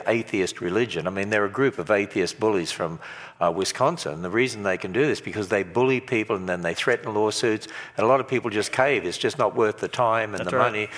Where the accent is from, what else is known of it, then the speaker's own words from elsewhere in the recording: Australia; I'm from Australia